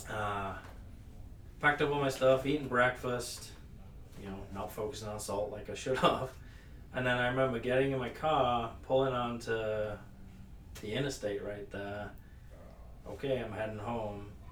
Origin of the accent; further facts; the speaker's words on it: United Kingdom; moved away as an adult; now in United States; I am British. That's probably picked up by everyone already listening. Uh, but I came to the U.S. in 2011 uh, from the U.K